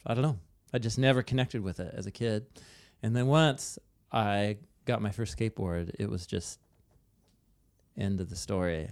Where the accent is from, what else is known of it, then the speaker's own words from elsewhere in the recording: Portland, Oregon, United States; I grew up in Portland, Oregon